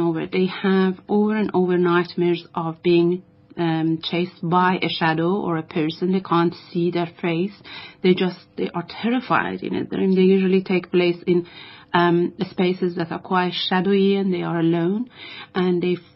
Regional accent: Iran; moved away; I am from Iran

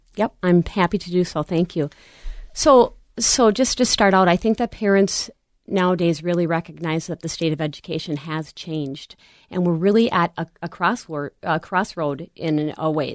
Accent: Little Canada, Minnesota, United States; also born or lived in White Bear Lake, Minnesota; I grew up in Little Canada

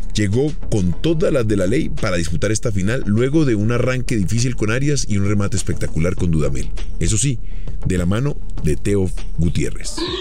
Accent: Colombia; nosotros, como colombianos

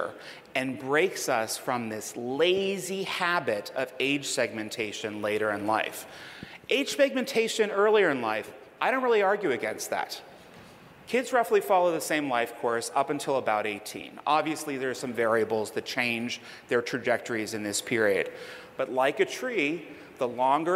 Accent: Pittsburgh, Pennsylvania, United States; I'm from Pittsburgh, home of Heinz ketchup and plenty of pickles

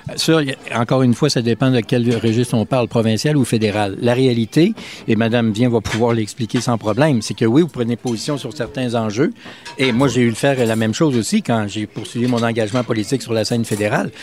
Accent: Quebec, Canada; j'adore mon coin de pays

